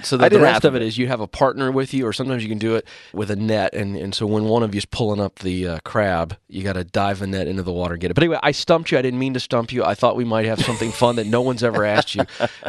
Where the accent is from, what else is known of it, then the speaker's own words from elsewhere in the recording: Virginia, United States; I grew up on the Chesapeake Bay in Virginia, coastal area.